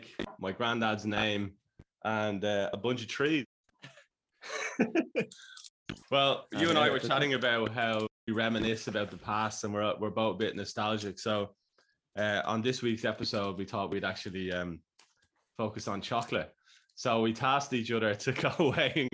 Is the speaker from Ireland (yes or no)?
yes; Dublin, Leinster, Ireland; now in Australia; I'm from Dublin and then I'm from a suburb called Stillorgan.